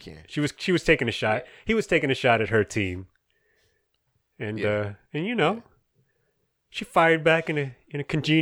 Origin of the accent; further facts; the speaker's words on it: Florida, United States; I grew up in Central Florida, and, you know, I'm a millennial.